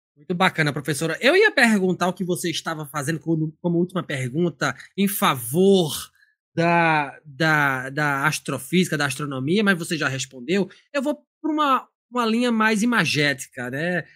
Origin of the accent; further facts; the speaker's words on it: Recife, Pernambuco, Brazil; now in Joinville, Brazil; Eu sou do Recife